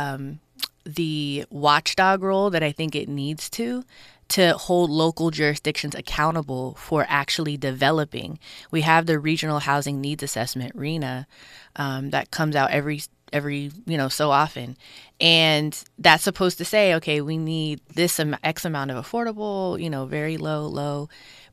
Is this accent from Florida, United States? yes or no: no; Willowbrook, California, United States; I'm from this district. I'm from Willowbrook. I was born in Ujima Village, which was a housing development.